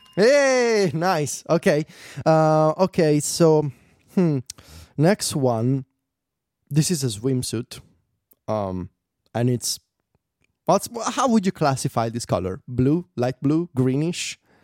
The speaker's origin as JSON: {"language": "English", "country": "Italy", "second_language": "English", "said": "I'm a poor boy from Italy and English is my second language"}